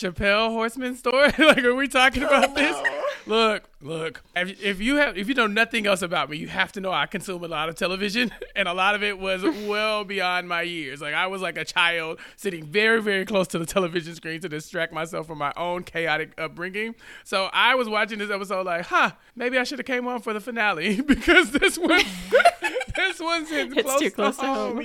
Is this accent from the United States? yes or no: yes; Texas, United States; As a Texan